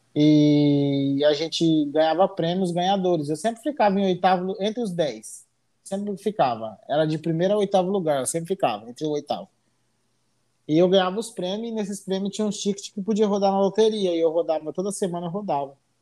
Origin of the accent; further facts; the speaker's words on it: Colíder, Mato Grosso, Brazil; Eu sou, do, sou de Colíder, Mato Grosso.